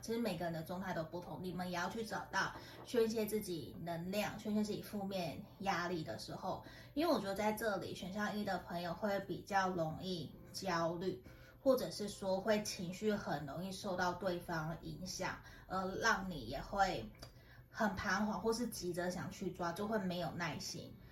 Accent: Tainan, Taiwan; now in Taoyuan, Taiwan; 其实有些人知道我是台南的，那不过我搬回 ，我搬到桃园北部其实十几年了

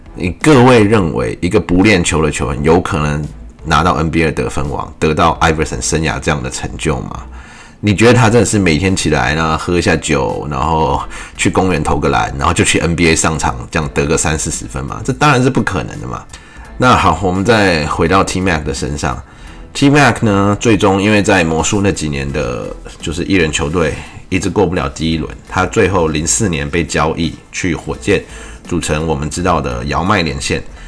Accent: Taiwan; 用我们台湾话讲就是刷屏

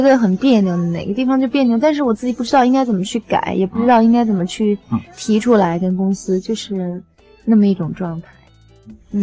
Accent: Beijing, China; 我是北京人

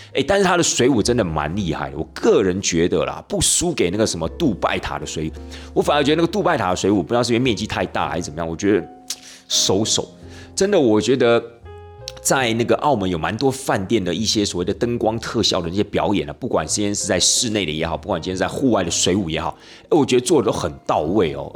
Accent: Taiwan; 我们台湾人

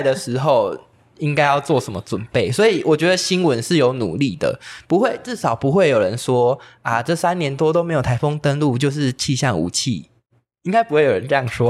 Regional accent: Pingtung County, Taiwan; 因为我是屏东人，所以台风很，很难得哦。可以来，来到屏东让我们放假

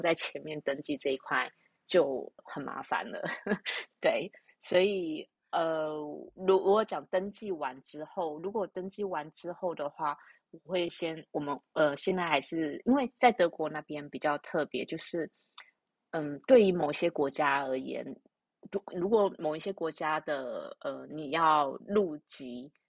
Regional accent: Taiwan; 我们台湾这边的户籍成本

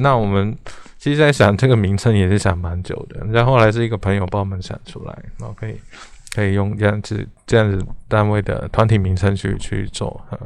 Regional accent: Hong Kong; moved away as an adult; also born or lived in Taipei, Taiwan; now in Taiwan; 我是，呃，从香港来的一个， 一个， 一个，不能说学生啊。 啊， 我， 我来台湾念台北艺术大学的美术系，哈，应该是，这大概是二零零六年来的了

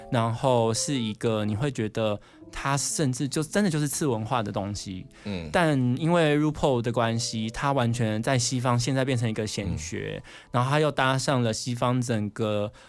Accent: Taiwan; 就是让大家知道说我们台湾人有种

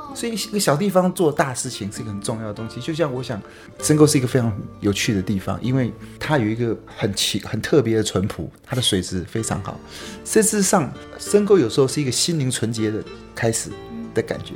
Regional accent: Taipei, Taiwan; moved away as an adult; now in Yilan, Taiwan; 我， 我住台北。那我在宜兰已经待了二十几年。嗯。所以，呃，应该想说我是，呃，住在宜兰的台北人

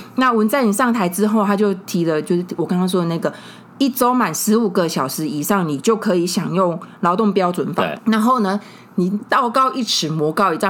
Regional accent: Tainan, Taiwan; 我们台南的游民企业

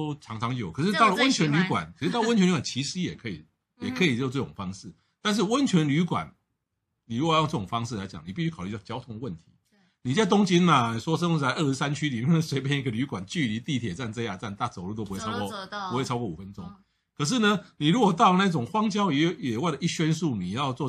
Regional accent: Taiwan; 我们台湾人

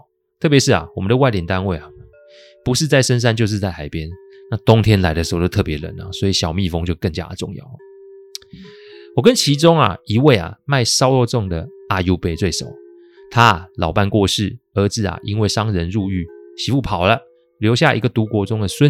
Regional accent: Taiwan; 感觉不是我们台湾人煮的菜，怎么看都觉得是中国菜色。

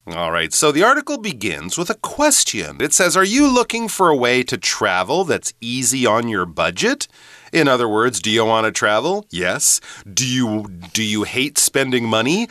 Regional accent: Canada; moved away; also born or lived in United Kingdom; I'm from Canada

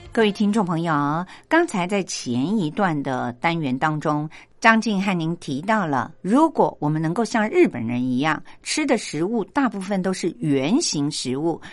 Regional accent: Taiwan; 我们台湾人

